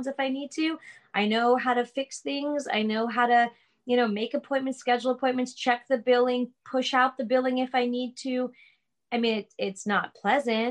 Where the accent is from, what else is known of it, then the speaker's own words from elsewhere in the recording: Long Island, New York, United States; we're from Long Island